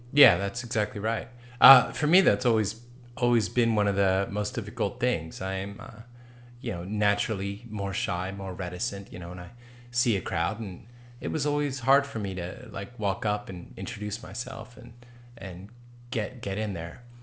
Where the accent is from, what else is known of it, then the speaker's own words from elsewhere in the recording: East Coast, United States; we're from the East Coast